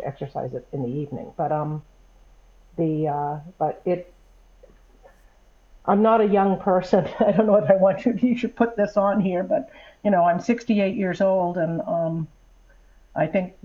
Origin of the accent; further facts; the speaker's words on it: New England, United States; moved away as an adult; I grew up in New England